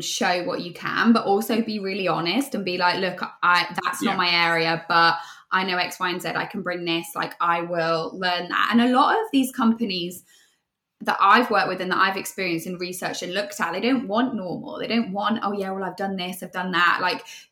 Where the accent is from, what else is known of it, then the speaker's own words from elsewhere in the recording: West Midlands, United Kingdom; I am from the Midlands, which is obviously where Grenade are founded